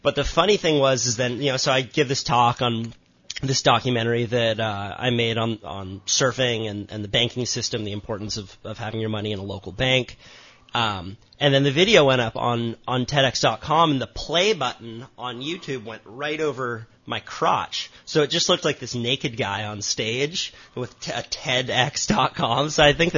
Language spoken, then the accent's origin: English; Santa Cruz, California, United States; I grew up in Santa Cruz. My parents split. I was born on Cayuga Street